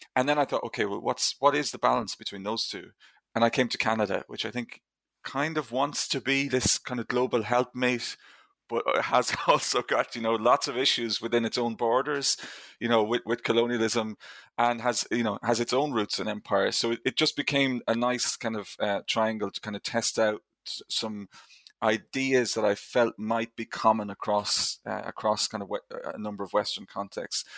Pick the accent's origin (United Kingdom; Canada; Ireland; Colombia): Ireland; I grew up in Ireland, obviously, in, in the 1980s and 1990s